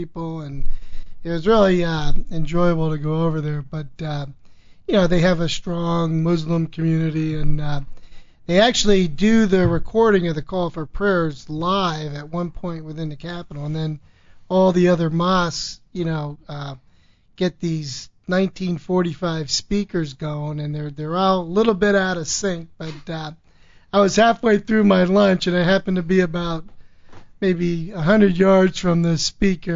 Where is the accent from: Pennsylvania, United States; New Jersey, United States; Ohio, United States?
Pennsylvania, United States; Bethlehem; born and bred in Bethlehem, Pennsylvania